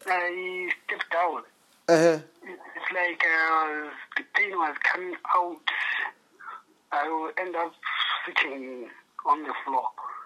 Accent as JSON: {"language": "English", "town": "Musina", "region": "Limpopo", "country": "South Africa", "moved": "yes", "lives_now": "Johannesburg, South Africa", "said": "I'm from Musina."}